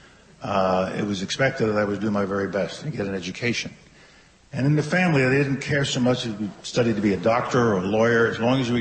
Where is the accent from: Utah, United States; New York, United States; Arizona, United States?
New York, United States; New York City; I was born in Harlem and raised in Harlem and the South Bronx section